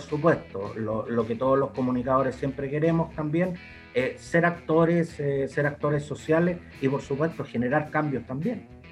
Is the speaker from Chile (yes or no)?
yes; Santiago, Santiago Metropolitan Region, Chile; yo soy de Santiago Centro